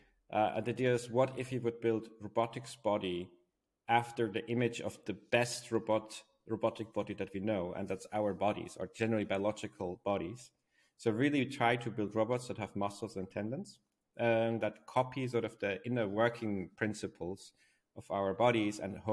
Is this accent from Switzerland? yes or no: yes; Switzerland; from where I was born in Switzerland, it's a very beautiful country